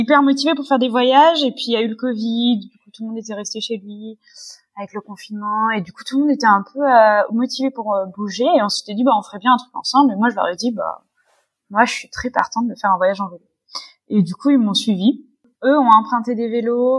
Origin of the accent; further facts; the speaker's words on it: Paris, Île-de-France, France; je suis parisienne. J'habite à Paris depuis toujours